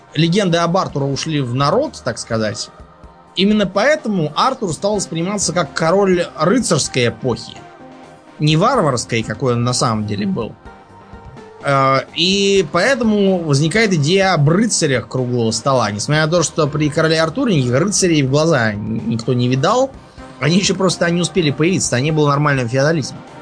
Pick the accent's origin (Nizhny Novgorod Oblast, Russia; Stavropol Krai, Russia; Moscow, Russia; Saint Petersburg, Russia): Moscow, Russia; я просто москвич